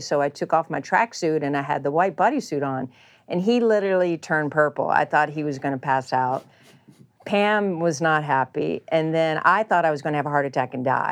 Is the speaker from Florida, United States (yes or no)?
no; Charleston, West Virginia, United States; The court I had growing up in Charleston, that my parents built for me in Charleston, West Virginia